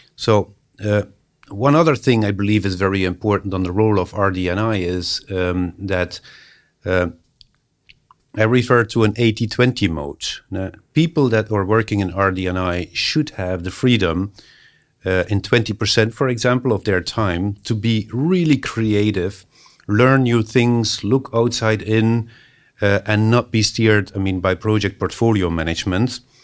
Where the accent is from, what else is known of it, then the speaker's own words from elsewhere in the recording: Belgium; moved away; also born or lived in Finland; that's that's my home country, Belgium